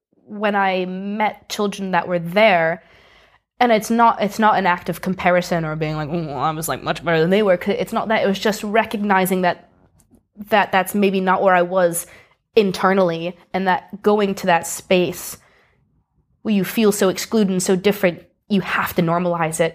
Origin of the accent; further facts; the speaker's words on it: Greenwich, Connecticut, United States; moved away as an adult; now in Edinburgh, United Kingdom; I grew up in a place called Greenwich, Connecticut, which is in the Northeast